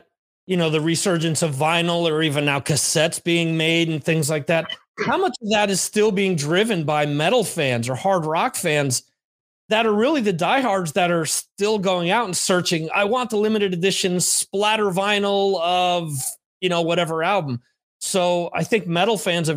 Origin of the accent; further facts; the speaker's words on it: New Jersey, United States; I was from New Jersey